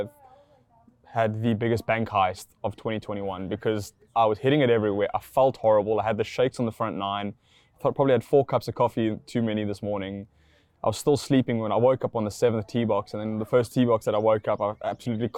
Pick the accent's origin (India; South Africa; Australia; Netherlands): South Africa; I'm from South Africa